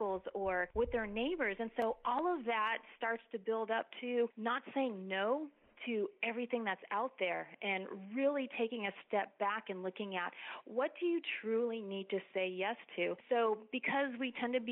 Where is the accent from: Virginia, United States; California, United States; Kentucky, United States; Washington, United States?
California, United States; Los Angeles; moved away as an adult; also born or lived in Texas; now in San Antonio, United States; I was born and raised in Los Angeles, and after graduating from high school, went to college in Texas